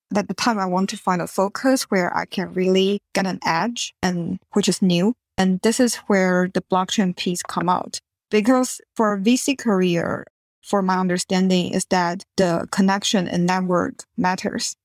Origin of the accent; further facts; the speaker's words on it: Taiwan; moved away as an adult; also born or lived in Singapore; now in California, United States; I grew up in Taiwan